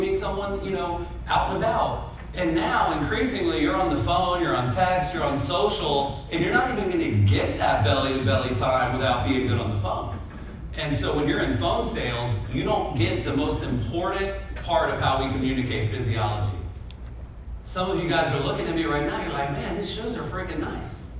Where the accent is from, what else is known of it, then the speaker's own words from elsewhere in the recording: Central Florida, United States; I'm from Central Florida, so in Orlando